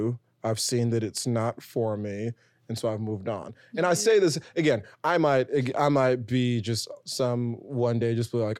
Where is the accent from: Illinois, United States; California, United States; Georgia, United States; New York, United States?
New York, United States; New York City; It was like, we don't want to make it seem like we're laughing at you, but we're just from New York City.